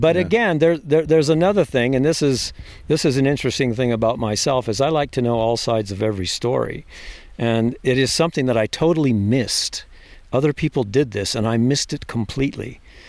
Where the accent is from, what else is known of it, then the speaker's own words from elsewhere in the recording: Virginia, United States; also born or lived in San Diego, United States; I was a Navy brat until graduated high school in Virginia.